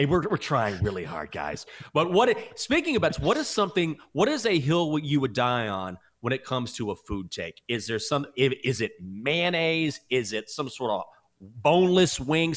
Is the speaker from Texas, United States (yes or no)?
yes; Breckenridge, Texas, United States; moved away; my hometown, Breckenridge, Texas